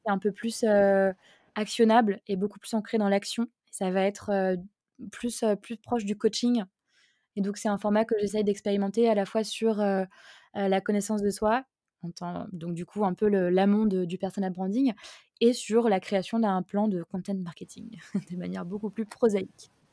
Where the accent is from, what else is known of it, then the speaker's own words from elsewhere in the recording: Alsace, Grand Est, France; je suis alsacienne